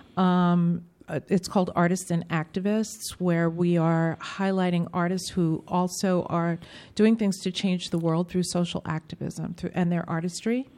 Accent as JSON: {"language": "English", "town": "New York City", "region": "New York", "country": "United States", "tie": "born or raised there", "said": "I grew up in New York City at a time when you couldn't graduate from public school without learning about music"}